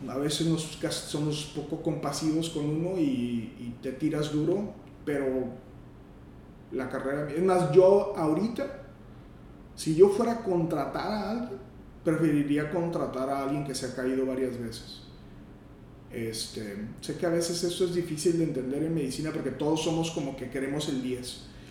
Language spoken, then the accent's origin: Spanish; Matamoros, Tamaulipas, Mexico; moved away as an adult; also born or lived in Monterrey; yo soy de Matamoros